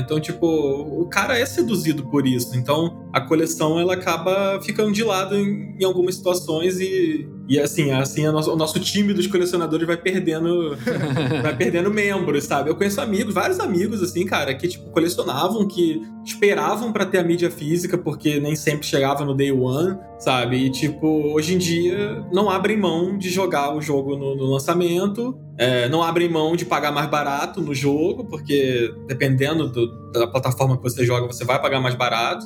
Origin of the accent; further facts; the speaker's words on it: Rio de Janeiro, Brazil; num bairro que eu cresci aqui no Rio de Janeiro